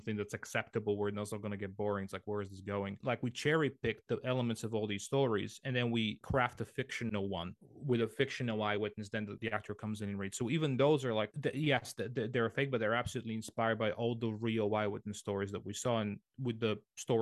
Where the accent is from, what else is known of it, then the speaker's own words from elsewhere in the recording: Sofia, Sofia City, Bulgaria; I grew up in the capital, in Sofia, so which is on the west side of Bulgaria